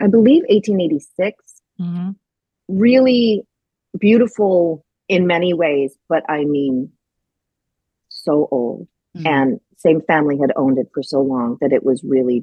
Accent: Grand Forks, North Dakota, United States; moved away; also born or lived in New York; I grew up in Grand Forks, North Dakota, which is a little town in the upper northeast corner of North Dakota

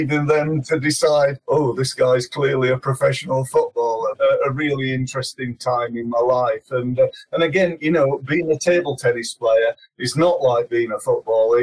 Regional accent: Sheffield, Yorkshire and the Humber, United Kingdom; I come from Sheffield originally, and being a young boy in Sheffield, we did okay.

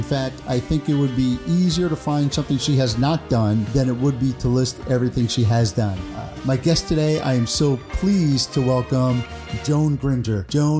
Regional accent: New York, United States; moved away; I'm a New Yorker. My heart will always be in New York

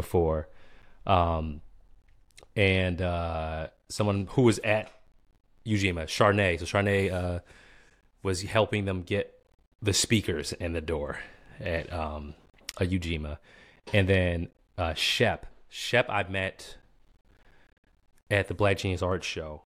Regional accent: Boston, Massachusetts, United States; Boston, born and raised

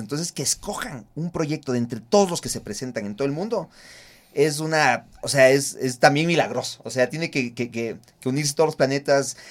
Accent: Ecuador; nosotros como ecuatorianos

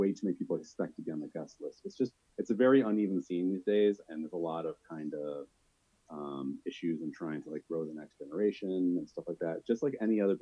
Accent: Buffalo, New York, United States; I'm from Buffalo

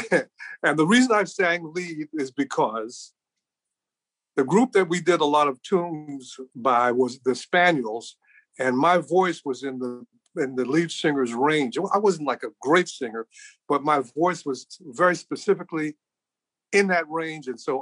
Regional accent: Chicago, Illinois, United States; also born or lived in Brooklyn, New York; I was born in Brooklyn. My mother was a single parent at the time, and she worked in Washington, D.C., and then she came to work in Chicago, and she loved this city.

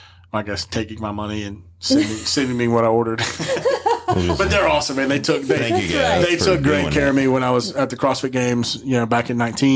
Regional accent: Alabama, United States; Those of y'all that aren't from around here, just because we're from Alabama

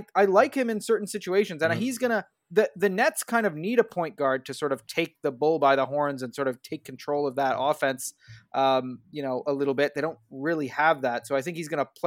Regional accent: Canada; I'm a Canadian basketball fan

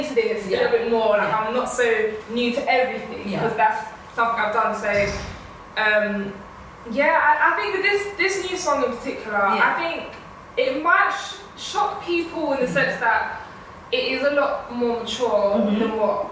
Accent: London, United Kingdom; I'm from East London

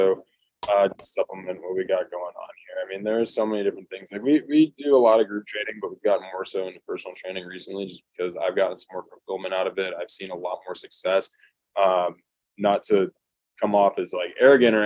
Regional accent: California, United States; moved away as an adult; also born or lived in Nebraska; I'm from California

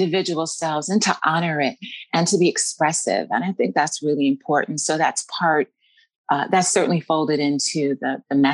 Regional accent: Maryland, United States; moved away as an adult; now in Mount Vernon, United States; I'm born Maryland Eastern Shore, and we met Maryland Eastern Shore at an HBCU there in my hometown

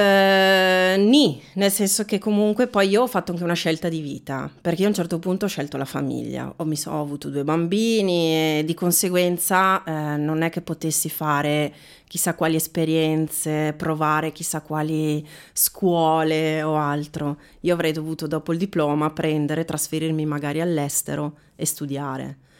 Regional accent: Veneto, Italy; moved away as an adult; now in Bergamo, Italy; io sono, ci tengo a dirlo, sono veneta. Oh. Veneta di origini, bergamasca.

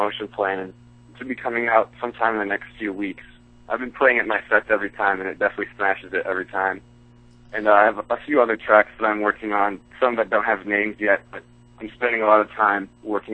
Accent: Minneapolis, Minnesota, United States; my hometown, Minneapolis

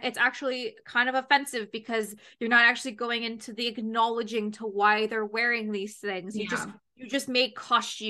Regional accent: Canada; as a Canadian girl

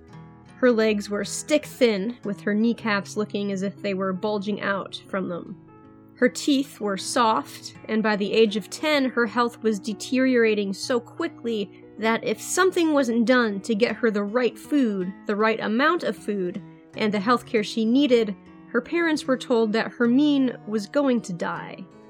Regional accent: United States; accent: American; my American accent

